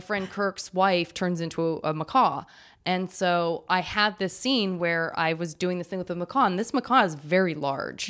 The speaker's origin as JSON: {"language": "English", "town": "Tucson", "region": "Arizona", "country": "United States", "tie": "born or raised there", "moved": "yes", "said": "I'm from Tucson"}